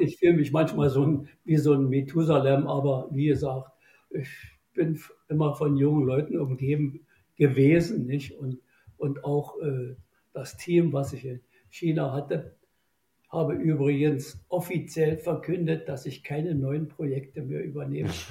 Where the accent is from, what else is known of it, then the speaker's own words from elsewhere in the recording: Germany; bei uns in Deutschland